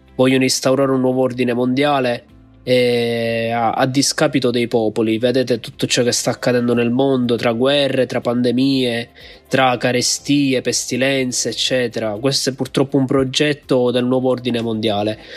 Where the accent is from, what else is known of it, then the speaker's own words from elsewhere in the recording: Palermo, Sicily, Italy; vengo da Palermo.